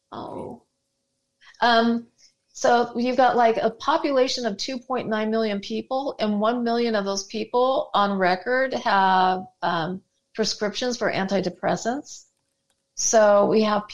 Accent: Southern California, United States; moved away; also born or lived in southern Utah; I grew up in Southern California

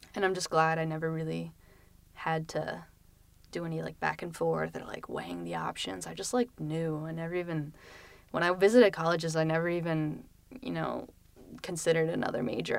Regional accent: Lancaster, Pennsylvania, United States; moved away as an adult; now in Philadelphia, United States; I'm from Lancaster, Pennsylvania, um, which is, like, where all the Amish people reside, and so, um, I didn't really like it too much growing up

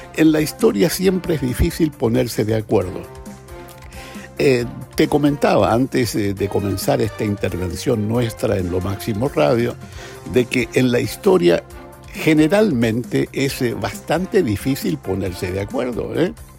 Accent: Chile; soy chileno, sobre todo porque vi, porque viví y sentí lo que significó la dictadura

